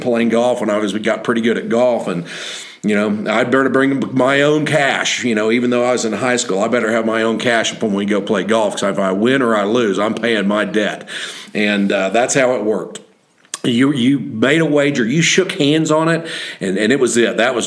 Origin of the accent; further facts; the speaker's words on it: Oklahoma, United States; also born or lived in Henry's Lake, Idaho; back in Oklahoma when we got back home